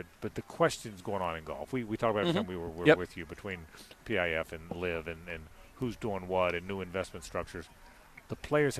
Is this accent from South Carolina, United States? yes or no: no; Jacksonville, Florida, United States; I grew up in Jacksonville, and I love this city. I'd never live anywhere else.